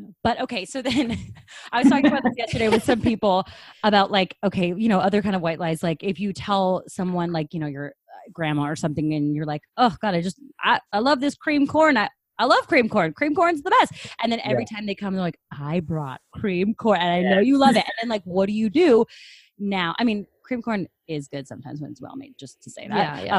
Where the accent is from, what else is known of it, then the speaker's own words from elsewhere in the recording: Seattle, Washington, United States; I'm from Seattle